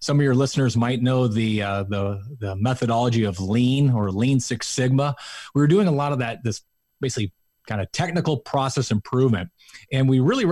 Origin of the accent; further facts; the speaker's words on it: Huntington Beach, California, United States; I grew up in Huntington Beach